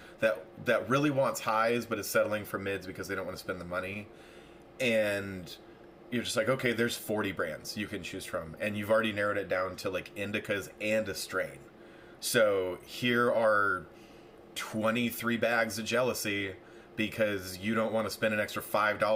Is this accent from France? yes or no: no; near Redding, California, United States; also born or lived in Los Angeles, United States / Las Vegas, United States; now in Palm Springs, United States; I grew up 20 miles outside of Redding.